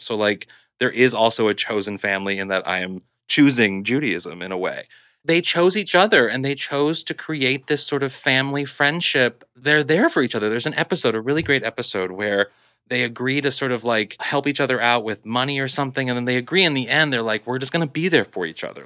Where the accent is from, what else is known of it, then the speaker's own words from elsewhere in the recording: Kirkwood, Missouri, United States; moved away; I'm from Missouri, and I'm from this sort of, like, Kirkwood, which is like a suburb of Saint Louis